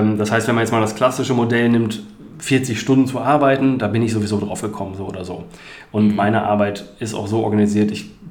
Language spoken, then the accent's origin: German; Bielefeld, North Rhine-Westphalia, Germany; 1980 geboren. Ich habe ähm, nach dem Abi hier in Bielefeld, ich bin Bielefelder